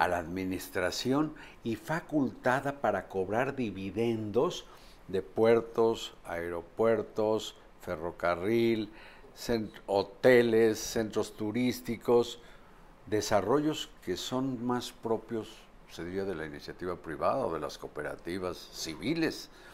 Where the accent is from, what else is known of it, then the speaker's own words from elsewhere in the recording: Puebla, Mexico; De niño en Puebla yo veía desfilar a los matachines